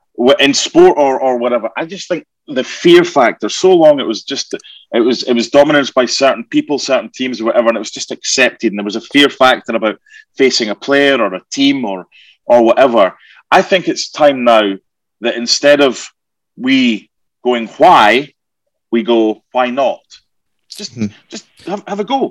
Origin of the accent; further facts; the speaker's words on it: Scotland, United Kingdom; being Scottish